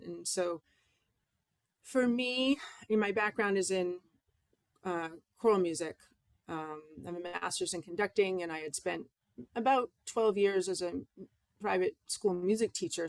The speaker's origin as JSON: {"language": "English", "region": "Massachusetts", "country": "United States", "tie": "born or raised there", "moved": "yes", "lives_now": "Maine, United States", "said": "my hometown church in Massachusetts"}